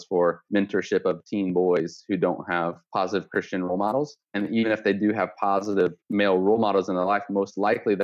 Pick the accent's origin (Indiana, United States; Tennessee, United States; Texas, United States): Indiana, United States; West Lafayette; moved away as an adult; now in Jamaica; Born and raised in West Lafayette, Indiana, proud Boilermaker